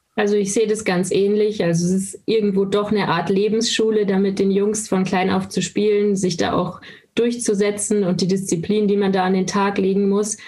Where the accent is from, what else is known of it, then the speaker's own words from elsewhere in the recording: Landshut, Bavaria, Germany; Ich komme aus Landshut und habe auch dort mit dem Eishockey angefangen